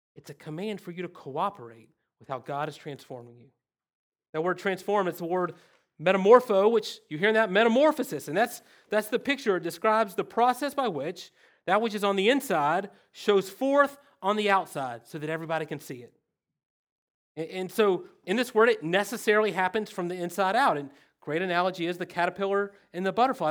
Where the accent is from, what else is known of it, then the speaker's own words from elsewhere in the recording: the South, United States; accent: redneck; English is my second language. Redneck is my first language